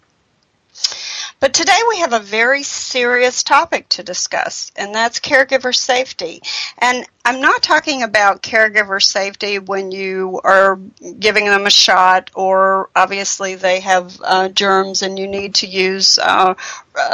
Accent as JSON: {"language": "English", "region": "North Carolina", "country": "United States", "said": "I'm from North Carolina"}